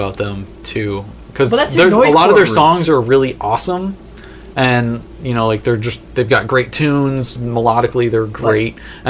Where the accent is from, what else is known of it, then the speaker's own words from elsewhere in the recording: Midwest, United States; moved away; I'm from the Midwest